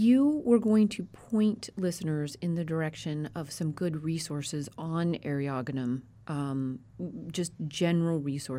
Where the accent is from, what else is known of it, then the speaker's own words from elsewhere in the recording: Colorado, United States; also born or lived in West; And I grew up at elevation in Colorado and have lived all over the West.